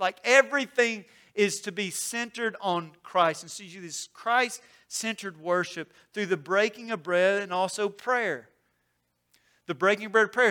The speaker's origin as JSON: {"language": "English", "region": "Mississippi", "country": "United States", "tie": "born or raised there", "said": "I grew up in Mississippi"}